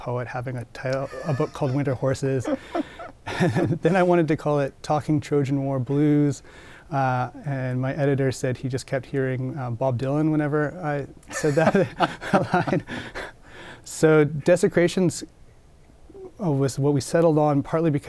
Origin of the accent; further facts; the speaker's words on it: Comox Valley, Vancouver Island, British Columbia, Canada; I grew up in the Comox Valley on Vancouver Island